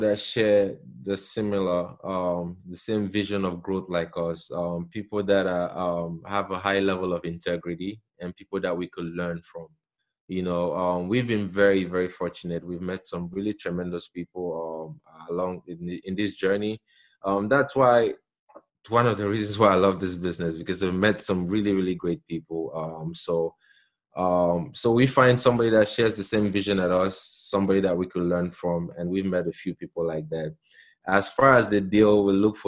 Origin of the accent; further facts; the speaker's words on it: Cameroon; moved away as an adult; now in United States; I'm from Cameroon, a small country in Central Africa. So I've been here for 20 years